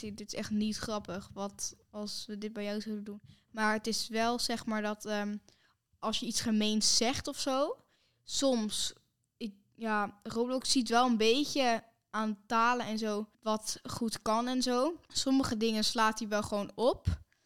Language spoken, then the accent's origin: Dutch; Netherlands; wij zijn natuurlijk van Nederland